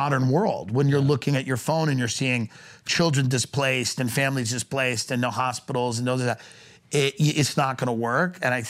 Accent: Long Island, New York, United States; I'm an Irish Catholic from Long Island

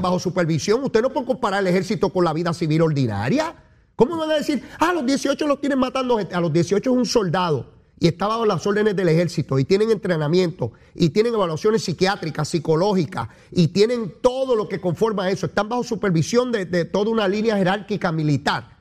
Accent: Puerto Rico; Yo soy caribeño y latinoamericano, eso y ciudadano americano, todas esas cosas yo soy.

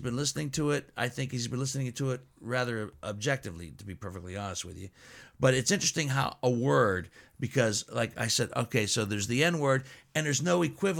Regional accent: Steubenville, Ohio, United States; also born or lived in Greece; I moved back to Steubenville when I was in the fifth grade.

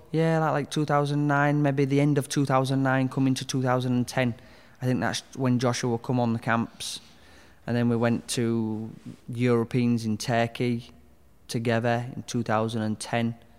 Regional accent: Hull, Yorkshire and the Humber, United Kingdom; I grew up in Hull in Westhull

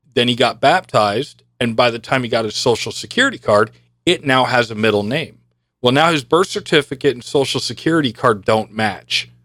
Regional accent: New York, United States; I was born in eighty. I don't have a birth certificate. In New York, they didn't issue birth certificates

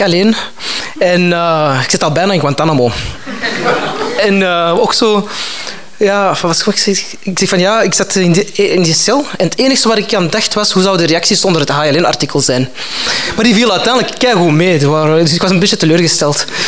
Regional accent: Antwerp, Flanders, Belgium; ik kom van Antwerpen. Uh, dus dat is zo over de Schelde

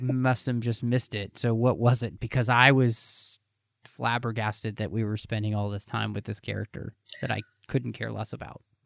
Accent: Texas, United States; growing up in Texas

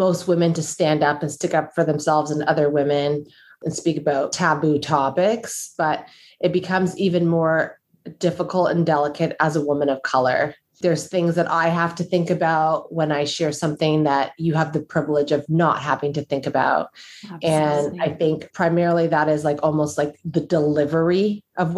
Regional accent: Canada; also born or lived in United States; As a Black woman, as a Black Canadian woman, because I lived in the US and I am Canadian

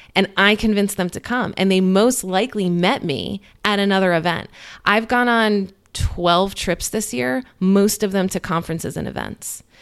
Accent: New Jersey, United States; moved away as an adult; also born or lived in New York City; now in Cincinnati, United States; I grew up in New Jersey, and I lived in New York City, like, my whole twenties

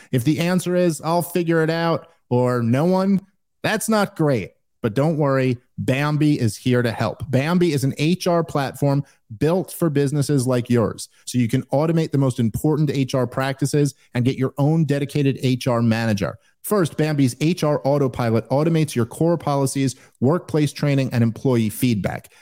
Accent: New York, United States; I'm a Jew from New York

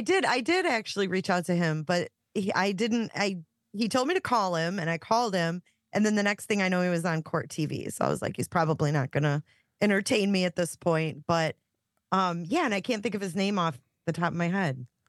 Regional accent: Romeo, Michigan, United States; where I grew up in Romeo.

